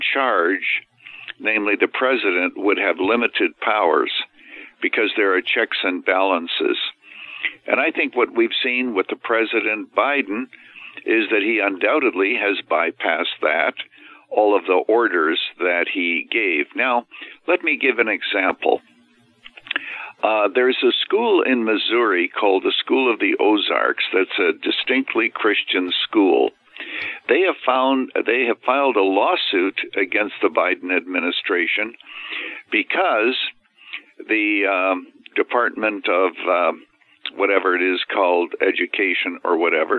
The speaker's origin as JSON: {"language": "English", "country": "Canada", "tie": "born or raised there", "lives_now": "United States", "said": "I was actually born and raised in Canada, so I'm a naturalized American."}